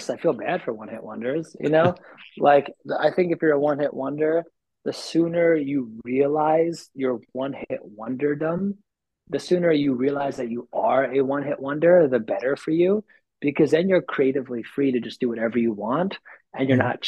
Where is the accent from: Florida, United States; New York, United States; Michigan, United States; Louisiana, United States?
New York, United States; as a New Yorker, I, I just live in like an on-demand environment